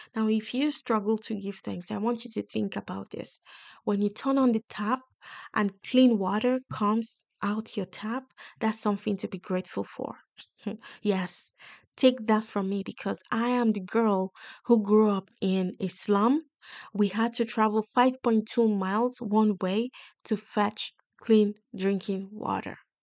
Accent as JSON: {"language": "English", "country": "Nigeria", "also_born_or_lived": "United Kingdom", "moved": "as an adult", "said": "I come from Nigeria in Africa, and I came with, like, work ethics"}